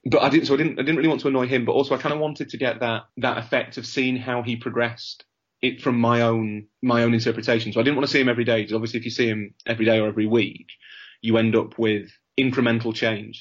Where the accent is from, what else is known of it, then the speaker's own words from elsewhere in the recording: Leeds, Yorkshire and the Humber, United Kingdom; I'm from Leeds